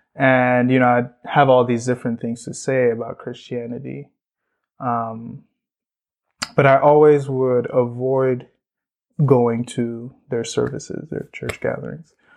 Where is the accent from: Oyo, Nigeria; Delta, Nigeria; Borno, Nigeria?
Borno, Nigeria; now in United States; I actually grew up in north northeastern Nigeria, um, place called Borno